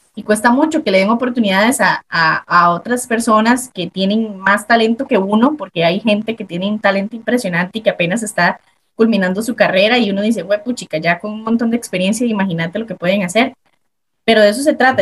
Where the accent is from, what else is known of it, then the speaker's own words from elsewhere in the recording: Desamparados, San José, Costa Rica; yo soy de, de Desamparados, el porvenir. Mi familia, la mitad es de San Carlos, pero yo nací acá en San José, San José, Costa Rica